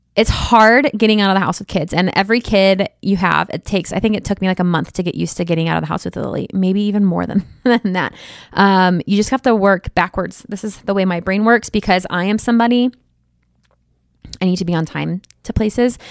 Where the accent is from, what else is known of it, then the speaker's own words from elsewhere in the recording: Midwest, United States; I'm from the Midwest